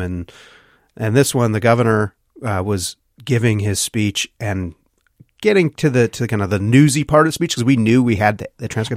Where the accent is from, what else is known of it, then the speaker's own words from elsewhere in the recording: Wisconsin, United States; my hometown of McQuantico, Wisconsin